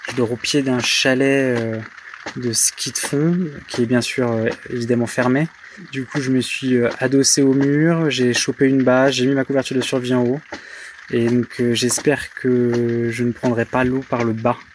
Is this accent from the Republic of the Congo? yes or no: no; Paris, Île-de-France, France; Je sais pas, je viens de Paris donc.